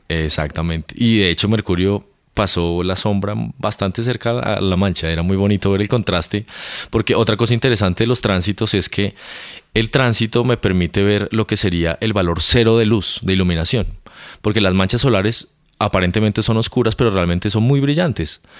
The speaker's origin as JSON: {"language": "Spanish", "region": "Bogotá", "country": "Colombia", "tie": "born or raised there", "also_born_or_lived": "Canary Islands / England / United States", "moved": "as an adult", "said": "Yo soy colombiano, nací en Bogotá."}